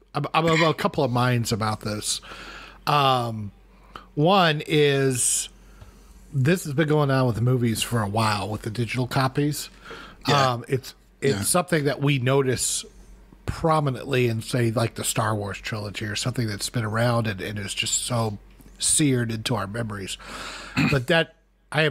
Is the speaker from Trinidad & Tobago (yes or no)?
no; United States; I'm talking as an American here.